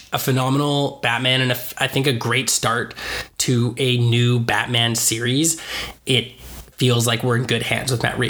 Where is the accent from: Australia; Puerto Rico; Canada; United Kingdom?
Canada; I also just have an attachment to Canada. As Canadian guys